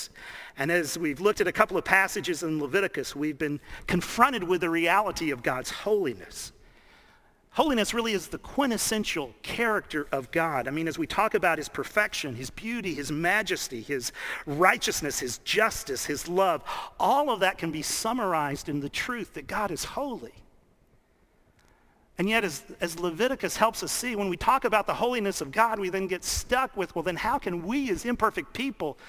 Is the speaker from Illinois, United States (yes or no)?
no; Dallas, Texas, United States; I grew up in Dallas